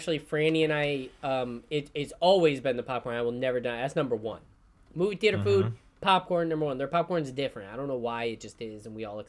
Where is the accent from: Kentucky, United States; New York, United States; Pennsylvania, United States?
New York, United States; I'm from New York.